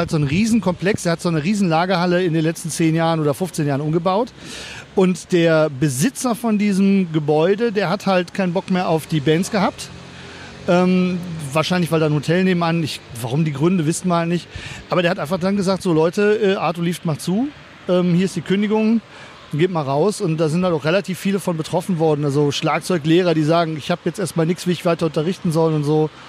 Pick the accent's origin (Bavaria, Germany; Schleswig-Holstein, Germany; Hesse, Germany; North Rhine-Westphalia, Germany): North Rhine-Westphalia, Germany; Äh, ich komme auch aus dem Kölner Umland, also eher aus dem Bergischen raus oder so.